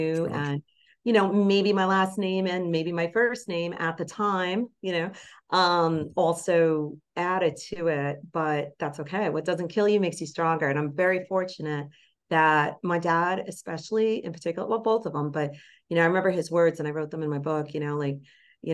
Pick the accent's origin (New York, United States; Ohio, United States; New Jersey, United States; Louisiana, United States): New Jersey, United States; Bergen County; that particular town I grew up in Bergen County